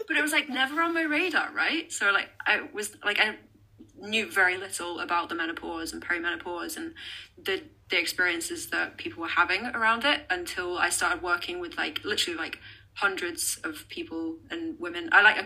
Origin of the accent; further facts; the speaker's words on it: Loughborough, East Midlands, United Kingdom; moved away as an adult; now in Scotland, United Kingdom; Nottingham, England, but I've lived up in Scotland for like 12 years now. Originally came up here for university and then just never left.